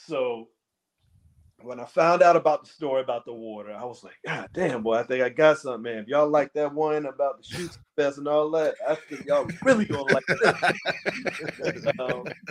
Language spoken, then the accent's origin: English; Charleston, South Carolina, United States; moved away as an adult; also born or lived in Washington, D.C. / Baltimore; growing up here, growing up in South Carolina, like being outdoors, fishing, going to the beach whenever you want, just swimming whenever you want.